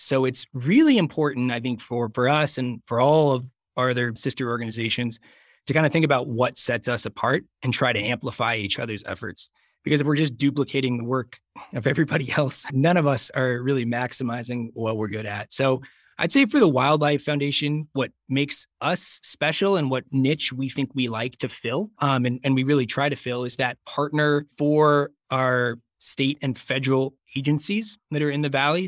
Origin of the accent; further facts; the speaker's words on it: Dayton, Ohio, United States; moved away as an adult; now in Jackson, United States; I grew up in Southern Ohio in Dayton